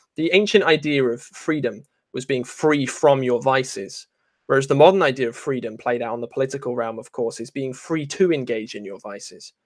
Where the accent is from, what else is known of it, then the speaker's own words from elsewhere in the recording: England, United Kingdom; I'm not an Englishman, though. I'm half Irish.